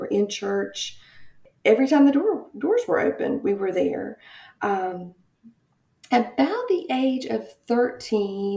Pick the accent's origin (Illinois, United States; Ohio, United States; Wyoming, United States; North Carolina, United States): North Carolina, United States; Goldsboro; also born or lived in Raleigh, North Carolina; I grew up in a small town in North Carolina, Goldsboro, North Carolina.